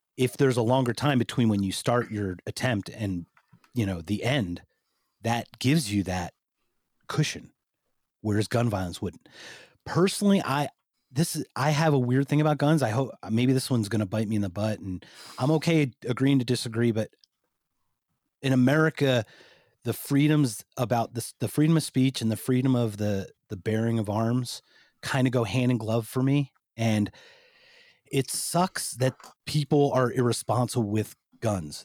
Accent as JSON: {"language": "English", "town": "Philadelphia", "region": "Pennsylvania", "country": "United States", "tie": "born or raised there", "moved": "yes", "said": "I'm from the Philadelphia area"}